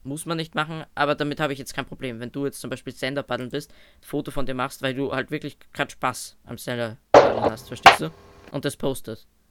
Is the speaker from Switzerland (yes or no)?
no; Austria; bei uns in Österreich